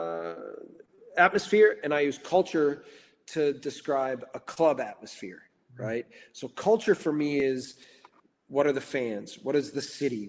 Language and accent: English; Racine, Wisconsin, United States; now in Salzburg, Austria; I'm from Racine, Wisconsin.